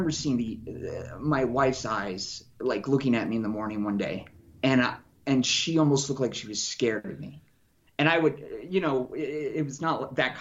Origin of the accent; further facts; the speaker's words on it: Casper, Wyoming, United States; moved away as an adult; also born or lived in Denver, Colorado / Portland, Oregon; now in Colorado, United States; I was born and raised in Wyoming, Casper, Wyoming